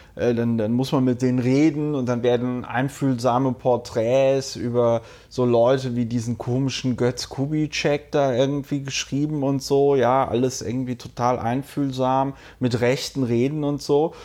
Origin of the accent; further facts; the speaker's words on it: Bonn, North Rhine-Westphalia, Germany; die Stadt Bonn, wo ich groß geworden bin